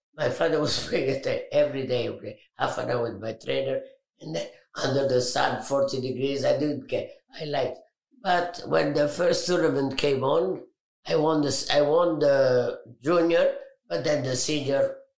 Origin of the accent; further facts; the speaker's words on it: Alexandria, Alexandria Governorate, Egypt; I was born in Egypt, in Alexandria, beautiful city.